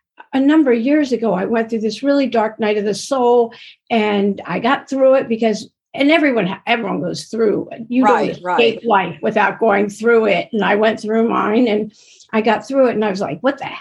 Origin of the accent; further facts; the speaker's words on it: East Coast, United States; now in Los Angeles, United States; I'm originally from the East Coast, but I live